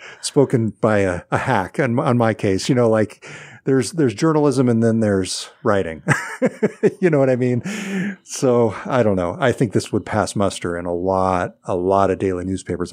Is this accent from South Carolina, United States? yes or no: no; Northern California, United States; now in Seattle, United States; When I was growing up in Northern California